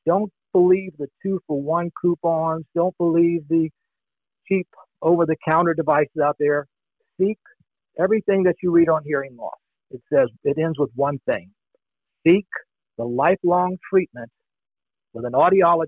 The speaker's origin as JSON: {"language": "English", "town": "Long Beach", "region": "Mississippi", "country": "United States", "moved": "yes", "lives_now": "Escondido, United States", "said": "I'm originally from the Mississippi Gulf Coast, a beautiful little town called Long Beach"}